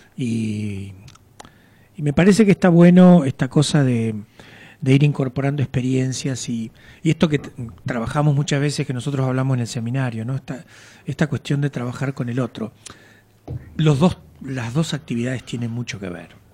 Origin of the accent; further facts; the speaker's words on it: General Madariaga, Buenos Aires Province, Argentina; moved away as an adult; also born or lived in Mar del Plata; Yo nací en General Madariaga.